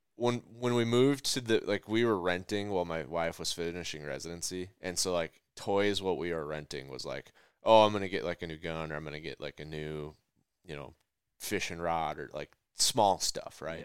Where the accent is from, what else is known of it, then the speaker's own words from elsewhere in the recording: Minnesota, United States; I'm from Minnesota.